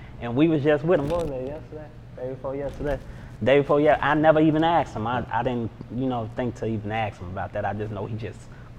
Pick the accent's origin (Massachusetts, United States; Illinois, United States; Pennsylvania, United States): Illinois, United States; Chicago; You know, I come from Stateway Gardens. You know what I'm saying? It was a good environment. Then Robert Taylor's, I spent time in Robert Taylor's too.